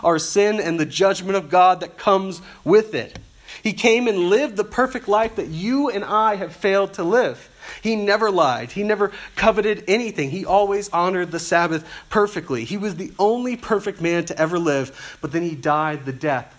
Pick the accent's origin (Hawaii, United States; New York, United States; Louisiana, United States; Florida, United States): Louisiana, United States; South; I grew up in South Louisiana, where the public schools were terrible